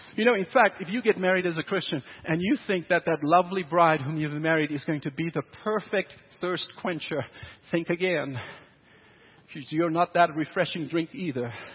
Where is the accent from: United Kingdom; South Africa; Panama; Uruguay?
South Africa; now in Canada; growing up in South Africa, moving to Canada